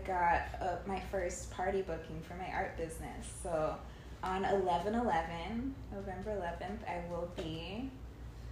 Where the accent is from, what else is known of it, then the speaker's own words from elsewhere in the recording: California, United States; also born or lived in Indianapolis; now in Miami, United States; I'm from California